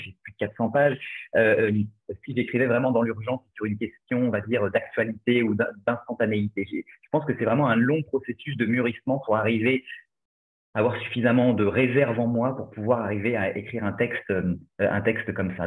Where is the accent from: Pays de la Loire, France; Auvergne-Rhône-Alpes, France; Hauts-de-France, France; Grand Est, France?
Pays de la Loire, France; Angers; j'ai grandi à Angers